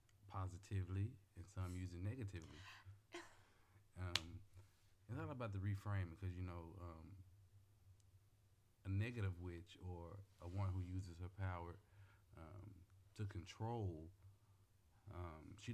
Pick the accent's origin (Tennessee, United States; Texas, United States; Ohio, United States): Tennessee, United States; Memphis; I'm from Memphis, Tennessee